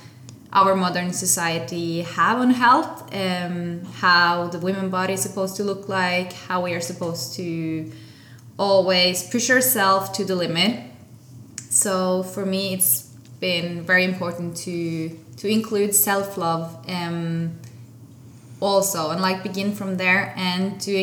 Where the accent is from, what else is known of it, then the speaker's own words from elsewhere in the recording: Norway; I'm from Norway